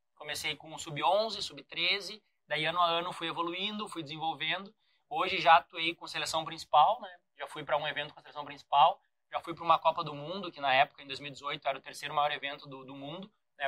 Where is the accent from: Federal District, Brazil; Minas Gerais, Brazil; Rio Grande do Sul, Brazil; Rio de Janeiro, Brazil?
Rio Grande do Sul, Brazil; São Leopoldo; moved away; eu vim de São Leopoldo, um estado onde tinha pouca informação de tênis de mesa